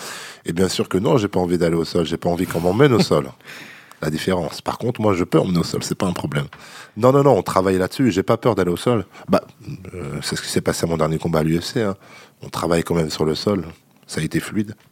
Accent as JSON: {"language": "French", "town": "La Roche-sur-Yon", "region": "Pays de la Loire", "country": "France", "moved": "as an adult", "lives_now": "Paris, France", "said": "je viens de Vendée."}